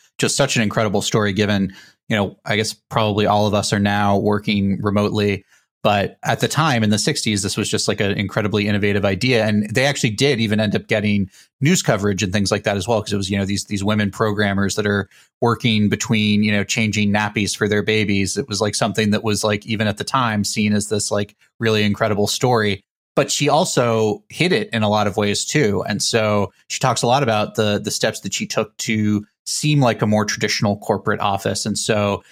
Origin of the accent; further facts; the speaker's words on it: United States; as an American